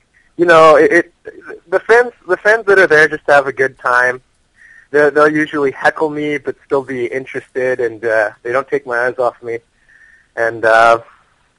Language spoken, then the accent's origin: English; United States; I'm American